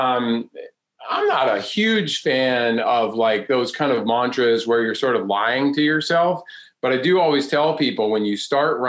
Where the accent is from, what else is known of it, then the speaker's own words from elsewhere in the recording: North Carolina, United States; I grew up right here in North Carolina.